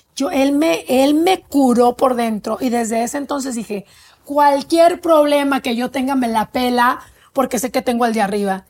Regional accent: Mexico; moved away; soy inmigrante, soy mexicana

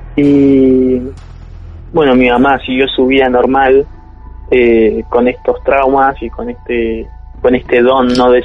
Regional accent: Buenos Aires, Argentina; now in Santos Lugares, Argentina; nací acá en Argentina, eh, pero en Capital.

